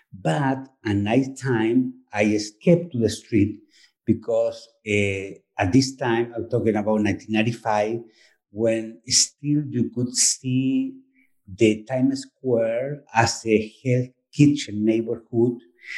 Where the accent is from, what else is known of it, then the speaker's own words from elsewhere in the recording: Chile; English is a second language; moved away as an adult; now in New York, United States; Originally, I come from Chile, and I've been living in New York since the last century, 1995.